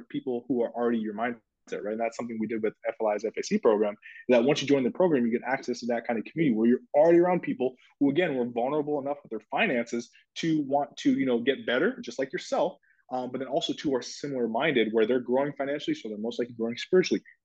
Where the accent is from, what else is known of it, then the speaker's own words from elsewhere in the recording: Minnesota, United States; moved away as an adult; also born or lived in Ohio; I went to school in Ohio. I grew up in Minnesota